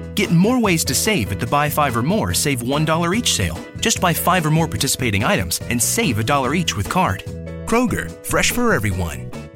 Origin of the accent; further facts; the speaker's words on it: Fairfax County, Virginia, United States; also born or lived in Loudoun County, Virginia; Fairfax County, right next door to us, the county I grew up in in Virginia